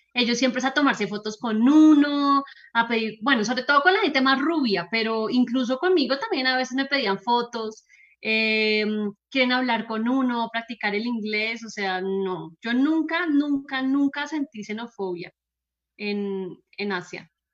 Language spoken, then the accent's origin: Spanish; Colombia